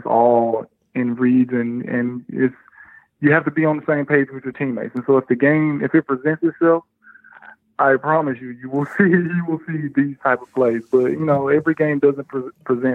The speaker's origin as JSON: {"language": "English", "country": "United States", "moved": "yes", "said": "as an American"}